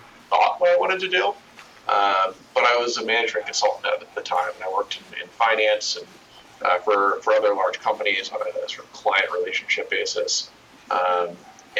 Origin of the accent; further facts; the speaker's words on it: just outside of Denver, Colorado, United States; I grew up in Colorado, kind of just outside of Denver